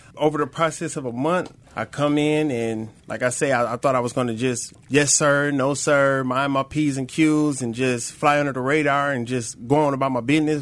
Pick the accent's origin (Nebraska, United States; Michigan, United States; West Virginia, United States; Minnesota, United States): Michigan, United States; Flint; I'm originally from Flint, Michigan, born and raised